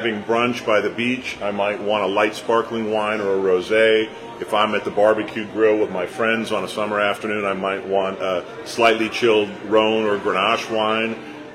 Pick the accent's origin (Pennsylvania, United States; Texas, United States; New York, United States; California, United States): California, United States; San Francisco; We're both from San Francisco